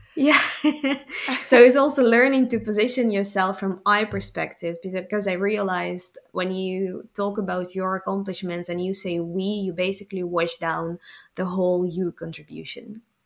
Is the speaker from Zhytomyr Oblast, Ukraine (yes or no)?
no; Kyiv, Ukraine; moved away as an adult; also born or lived in Rotterdam, Netherlands; now in Gouda, Netherlands; Ukrainian, born and raised in Kiev, and for the past 10 years I live in the Netherlands